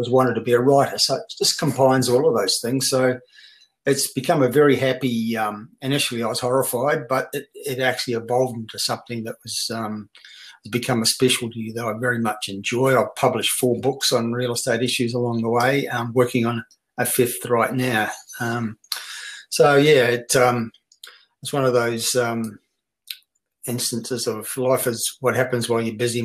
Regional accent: New Zealand; moved away as an adult; also born or lived in Brisbane, Australia; now in Australia; born and bred in New Zealand

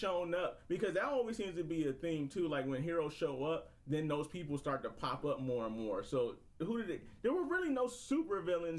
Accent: United States; because we're American

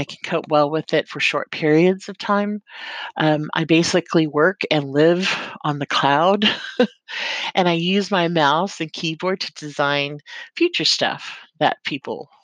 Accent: California, United States; moved away as an adult; now in New Zealand; an immigrant from California, America. That's the place of my birth, and it will always be in my heart

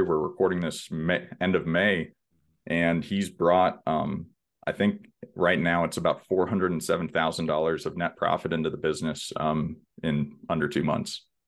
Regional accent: Houston, Texas, United States; born and raised in Houston, Texas

